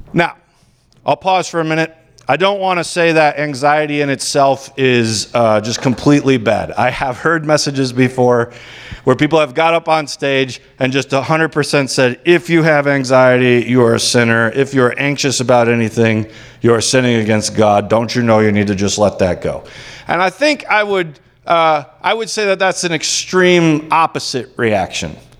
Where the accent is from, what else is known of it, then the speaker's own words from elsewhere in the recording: United States; as American Christians